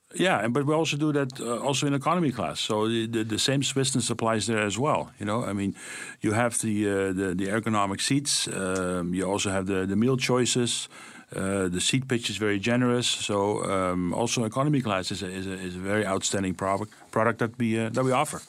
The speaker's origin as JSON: {"language": "English", "town": "Amsterdam", "region": "North Holland", "country": "Netherlands", "tie": "born or raised there", "moved": "yes", "said": "I was born and raised in that city"}